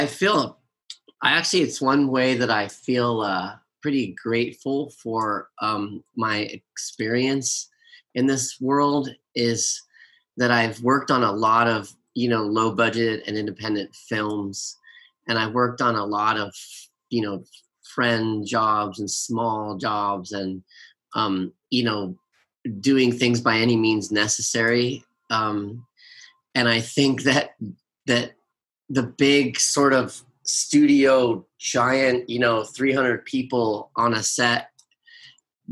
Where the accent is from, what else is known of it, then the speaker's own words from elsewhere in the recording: Los Angeles, California, United States; I live in Hollywood, I grew up in Los Angeles